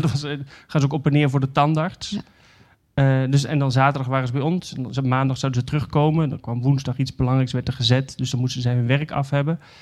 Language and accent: Dutch; Netherlands; moved away; we zijn Nederlanders